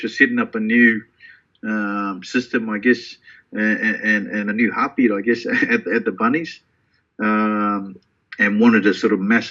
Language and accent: English; Auckland, New Zealand; now in Sydney, Australia; growing up in Grey Lynn in central Auckland with my club at Richmond